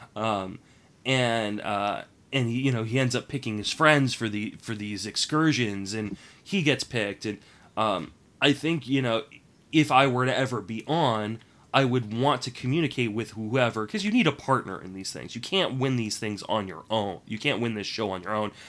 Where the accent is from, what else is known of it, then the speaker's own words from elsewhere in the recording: Washington, District of Columbia, United States; I grew up in Washington, D.C.